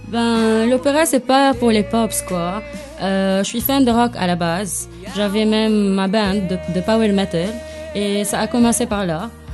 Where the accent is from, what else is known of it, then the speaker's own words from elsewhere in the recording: Lebanon; en tant que Libanais